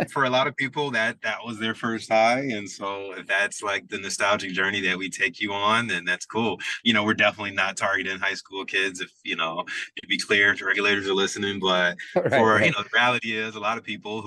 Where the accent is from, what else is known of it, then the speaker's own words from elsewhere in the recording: Birmingham, Alabama, United States; moved away as an adult; now in Chicago, United States; I'm originally from Birmingham, Alabama, is where I was born and lived until I was 18. Grew up in a predominantly black, almost like all black neighborhood